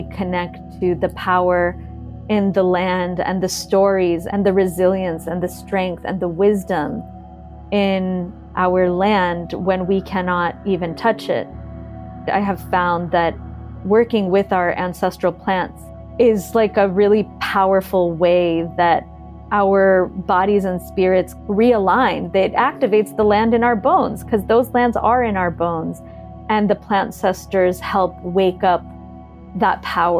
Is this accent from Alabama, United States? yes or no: no; California, United States; now in Lebanon; I'm Lebanese and I grew up in California, and I live half time in my village in Lebanon.